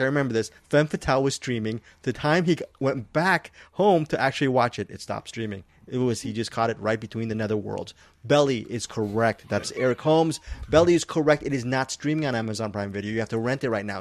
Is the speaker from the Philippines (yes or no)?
yes; Philippines; I'm Filipino. I, I love my people